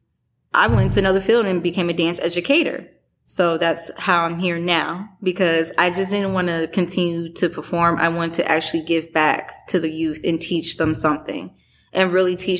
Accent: Chicago, Illinois, United States; now in Michigan, United States; I'm from Chicago.

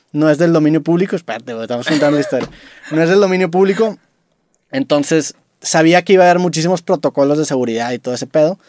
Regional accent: Mexico; vengo desde México

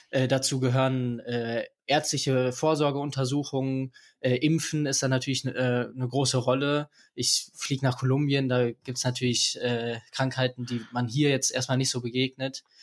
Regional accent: Aachen, North Rhine-Westphalia, Germany; ich komme hier aus Aachen. Äh, ich bin 18 Jahre alt

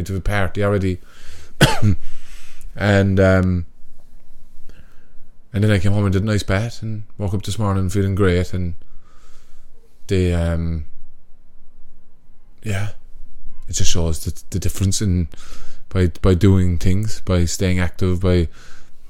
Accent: Cork, Munster, Ireland

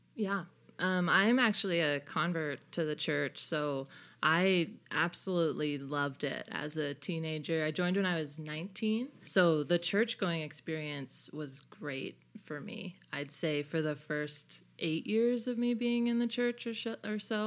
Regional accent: Bay Area, California, United States; moved away as an adult; also born or lived in Bethlehem, Pennsylvania; I am from the Bay Area, so I'm from California

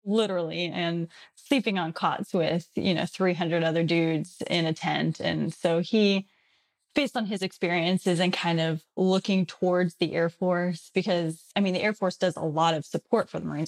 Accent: Texas, United States; moved away as an adult; also born or lived in Colorado; I'm originally from Texas

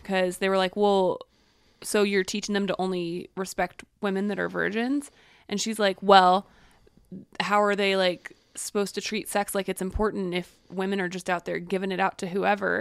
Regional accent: the Bible Belt, United States; I grew up in the Bible Belt

